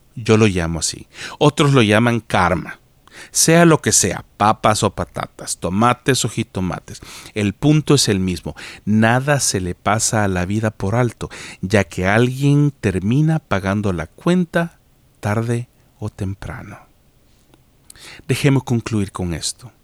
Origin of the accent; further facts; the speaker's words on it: El Salvador; moved away as an adult; also born or lived in United States / Canada; salí del Salvador hace más de 15 años